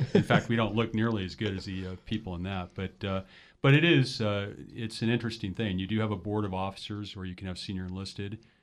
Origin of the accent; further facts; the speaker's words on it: Los Angeles, California, United States; moved away as an adult; also born or lived in San Francisco / Minnesota; now in San Luis Obispo, United States; I was raised in Los Angeles